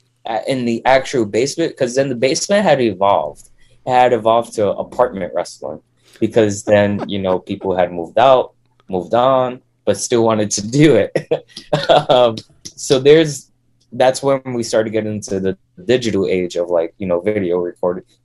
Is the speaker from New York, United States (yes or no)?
yes; New York City, New York, United States; I grew up in Brooklyn, New York.